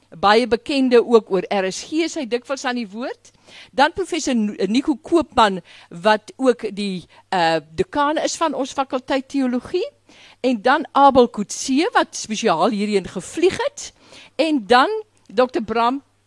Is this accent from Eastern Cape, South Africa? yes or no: yes; Graaff-Reinet, Eastern Cape, South Africa; ek kom van die Karoo, ek kom agter, ek kom van Graafrenet